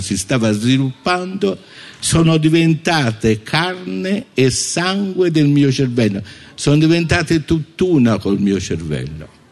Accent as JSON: {"language": "Italian", "country": "Italy", "tie": "born or raised there", "said": "io non fossi cresciuto in Italia"}